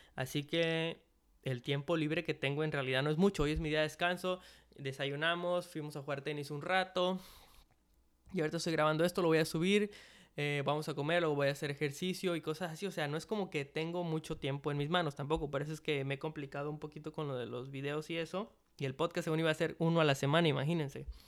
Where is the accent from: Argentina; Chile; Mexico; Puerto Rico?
Mexico; en México, en mi país